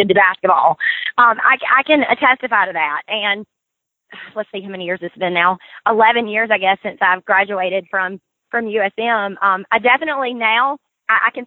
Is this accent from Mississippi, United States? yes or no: yes; Brookhaven, Mississippi, United States; growing up in Brookhaven, my grandparents were farmers